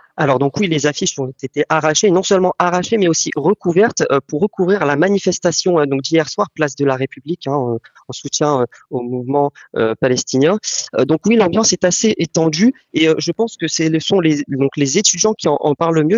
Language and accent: French; France; en tant que Français, en tant que Juif